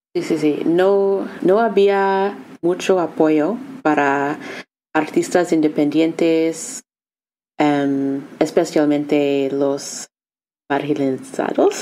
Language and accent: Spanish; Boston, Massachusetts, United States; Spanish is a second language; moved away as an adult; also born or lived in Oakland, California; now in Philadelphia, United States; soy de Boston, Massachusetts, y crecí de las afueras o los suburbios, suburbios de ah, Boston